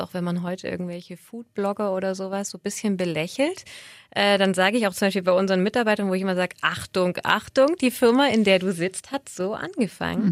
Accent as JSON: {"language": "German", "town": "Böblingen", "region": "Baden-Württemberg", "country": "Germany", "tie": "born or raised there", "also_born_or_lived": "Sindelfingen / Altdorf / Berlin / Munich", "moved": "as an adult", "lives_now": "Stuttgart, Germany", "said": "komme aber gebürtig aus dem Schwabenländle und bin in Böbling groß geworden"}